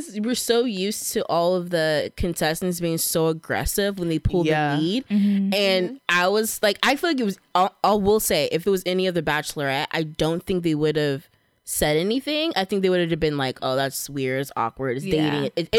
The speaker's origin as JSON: {"language": "English", "region": "Southern California", "country": "United States", "tie": "born or raised there", "accent": "valley girl", "said": "I grew up in Southern California. Okay, I'm basically a white valley girl, so I say like all the time."}